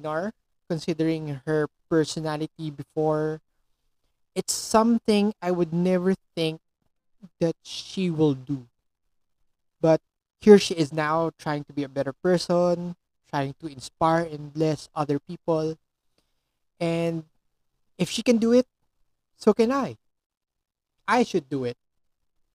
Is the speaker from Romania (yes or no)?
no; Philippines; I'm a Filipino